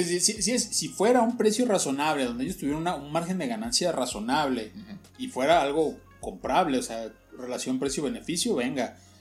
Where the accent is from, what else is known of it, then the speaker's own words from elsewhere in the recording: Guadalajara, Jalisco, Mexico; nosotros como tapatíos